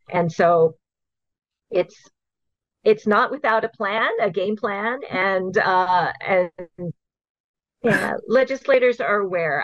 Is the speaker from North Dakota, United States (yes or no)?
no; Hawaii, United States; I grew up here. I was born and raised in Hawaii.